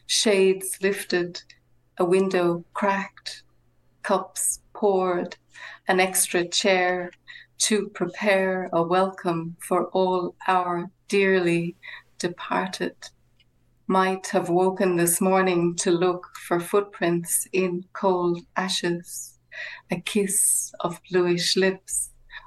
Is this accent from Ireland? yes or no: yes; Connacht, Ireland; this takes the traditions from where I come from in the west of Ireland around Samhain